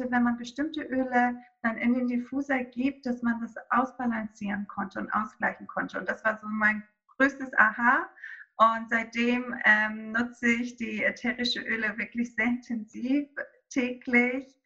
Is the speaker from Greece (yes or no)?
yes; Greece; now in Hamburg, Germany; Ich bin in Griechenland aufgewachsen, auf einer kleinen Insel. Ähm, äh, aber meine Mutter ist Deutsche und mein Vater ist Grieche und so bin ich zweisprachig aufgewachsen und jetzt seit 2011 halt hier in Hamburg.